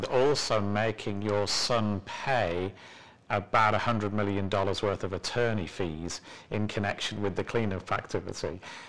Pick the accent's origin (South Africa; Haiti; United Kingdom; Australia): United Kingdom; England; now in New York, United States; obviously I'm mean as well as English